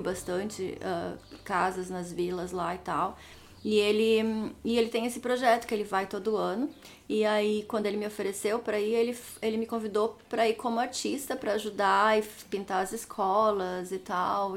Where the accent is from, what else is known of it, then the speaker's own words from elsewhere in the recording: Novo Hamburgo, Rio Grande do Sul, Brazil; moved away as an adult; also born or lived in Palmeira das Missões, Brazil / Auckland, New Zealand; now in New Zealand; Eu cresci em Novo Hamburgo, Novo Hamburgo. É, mas sou de Palmeira das Missões